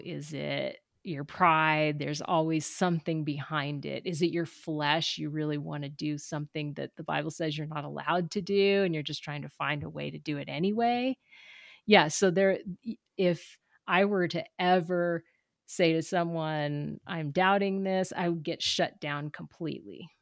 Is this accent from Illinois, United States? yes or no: no; Southern California, United States; I'm from Southern California